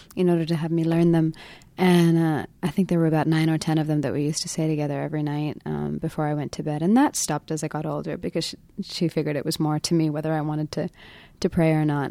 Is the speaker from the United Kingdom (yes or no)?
yes; London, United Kingdom; also born or lived in India; I was growing up in London at that time, so I wasn't so involved with India, um, except for the time I would come every year for a couple of months